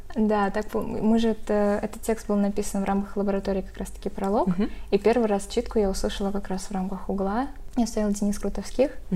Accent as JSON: {"language": "Russian", "town": "Arsk", "region": "Tatarstan", "country": "Russia", "moved": "as an adult", "lives_now": "Kazan, Russia", "said": "Я сама из Арска, то есть не из Казани, и когда я приехала в Казань"}